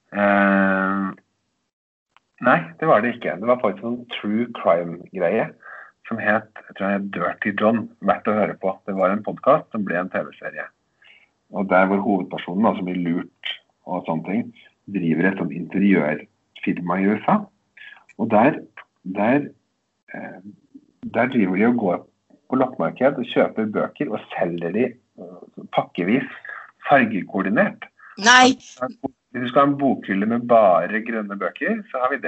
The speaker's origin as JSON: {"language": "Norwegian", "town": "Eidskog", "region": "Innlandet", "country": "Norway", "tie": "born or raised there", "said": "var sånn blomstringsdager i Eidskog, der jeg kommer fra"}